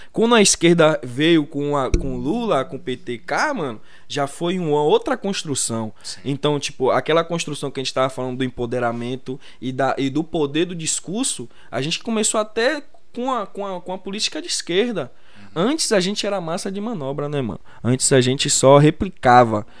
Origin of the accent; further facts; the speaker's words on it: Brazil; nós que somos brasileiros